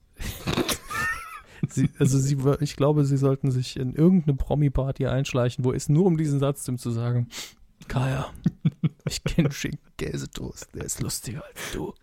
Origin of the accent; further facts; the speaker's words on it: Saarland, Germany; als Saarländer